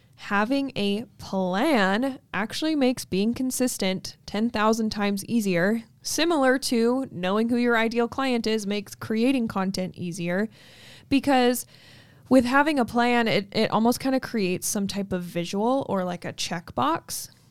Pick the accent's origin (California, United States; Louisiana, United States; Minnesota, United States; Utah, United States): Utah, United States; Logan; my hometown